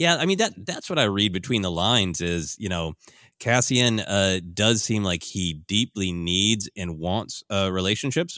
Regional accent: Midwest, United States; growing up in the Midwest

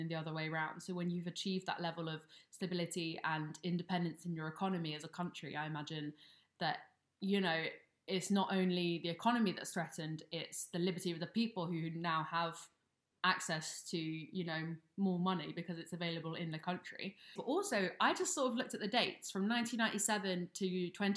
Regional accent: United Kingdom; as two British people ourselves

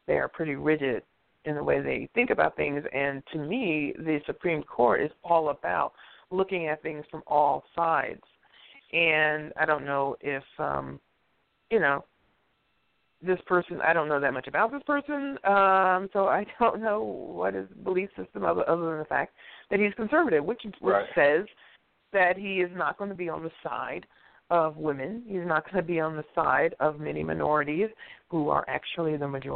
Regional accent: Detroit, Michigan, United States; I'm not from Africa. I'm from right here. I'm from right fucking here. I am a black American. I'm from right here.

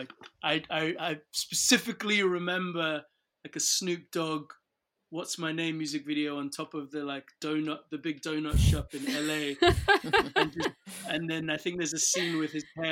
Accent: Nigeria; moved away; growing up in Nigeria

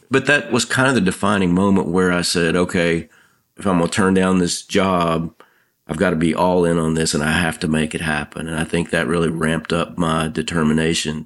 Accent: Nashville, Tennessee, United States; Growing up in Nashville, I ran into songwriters all the time

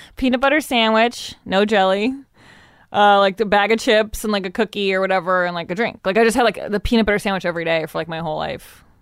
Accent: Evanston, Illinois, United States; I grew up in Evanston

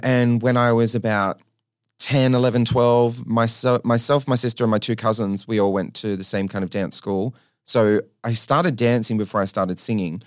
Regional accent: New South Wales, Australia; I grew up in New South Wales

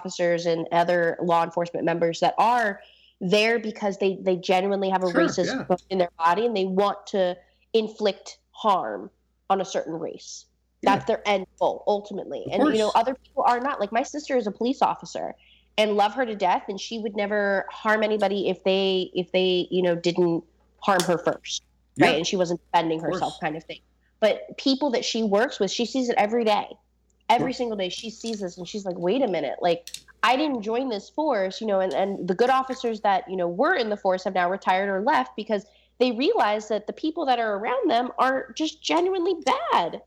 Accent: Baltimore, Maryland, United States; I grew up in Baltimore

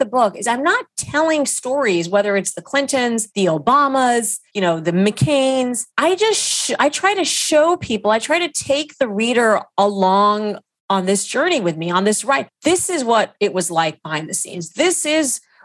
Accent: Saudi Arabia; now in United States; growing up in Saudi Arabia

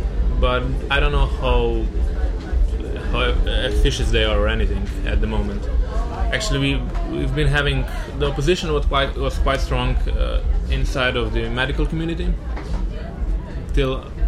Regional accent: Murska Sobota, Pomurje, Slovenia; I'm from Murska Sobota.

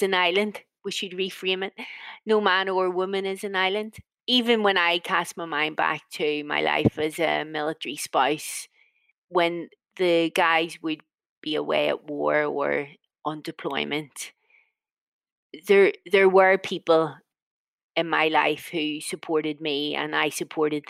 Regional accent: Northern Ireland, United Kingdom; I'm from a Northern Irish version of a mixed family, mixed marriage.

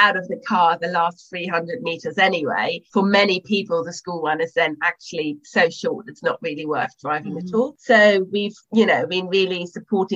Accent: Germany; now in London, United Kingdom; I didn't grow up in the UK. I grew up in Germany.

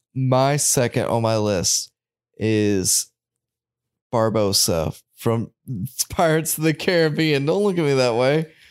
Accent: United States; growing up in America

